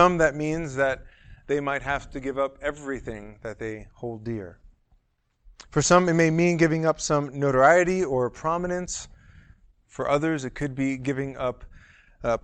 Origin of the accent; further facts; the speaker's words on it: New York City, New York, United States; moved away; I'm from New York originally, from Manhattan